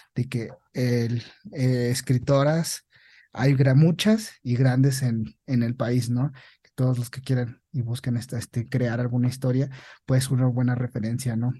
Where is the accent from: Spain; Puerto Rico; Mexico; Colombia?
Mexico; En nuestro país, así como, como mexicanos